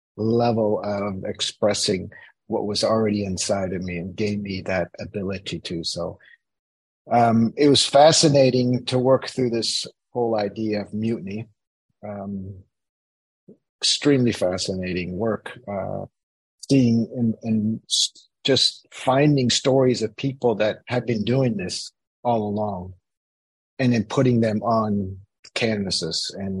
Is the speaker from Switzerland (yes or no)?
yes; Switzerland; I grew up in Switzerland as a kid here because of my parents being American, spending 20 years in Switzerland